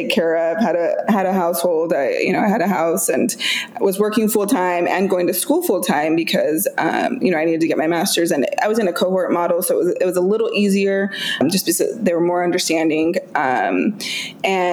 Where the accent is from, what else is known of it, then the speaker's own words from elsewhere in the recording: just outside of Boise, rural Idaho, United States; moved away as an adult; now in Seattle, United States; So I grew up in rural Idaho, just outside of Boise.